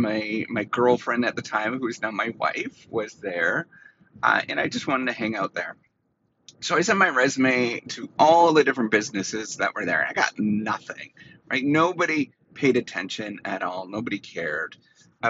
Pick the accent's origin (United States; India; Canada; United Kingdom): Canada; Dryden, Ontario; moved away; I went back to my hometown, Dryden, Ontario